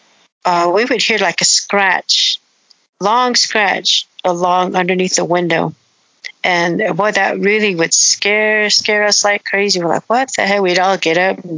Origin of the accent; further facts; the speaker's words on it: Farmington, New Mexico, United States; also born or lived in Shiprock, New Mexico / Navajo reservation; I was born in Shiprock, New Mexico, but I was raised in Farmington, New Mexico